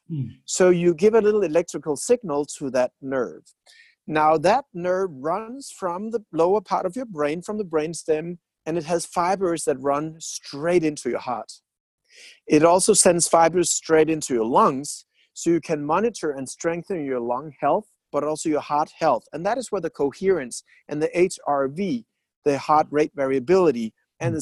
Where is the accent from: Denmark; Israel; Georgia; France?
Denmark; I'm from Denmark